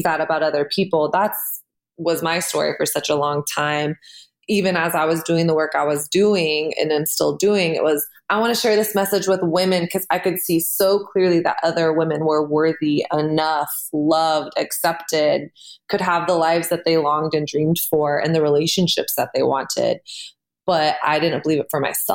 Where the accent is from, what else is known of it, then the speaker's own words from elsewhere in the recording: Texas, United States; I am from Texas.